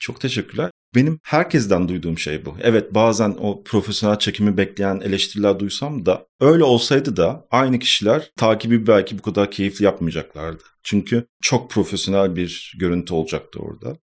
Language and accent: Turkish; Istanbul, Turkey; Ben İstanbul doğumluyum zaten. İstanbul'da hep yaşadım. İstanbul Etiler'de geçti benim çocukluğum.